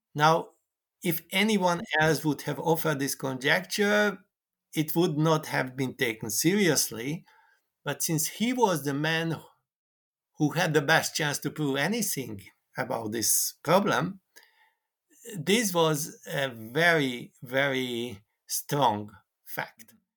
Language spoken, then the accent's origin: English; Hungary; I came from Hungary